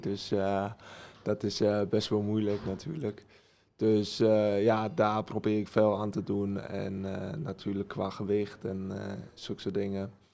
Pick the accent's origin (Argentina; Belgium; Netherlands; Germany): Germany; accent: German; Dutch is a second language; Ja, ik woonde mijn hele leven in Duitsland. mijn ouders zijn beide dan Nederlands. Ehm, en ik ben ook in Duitsland geboren.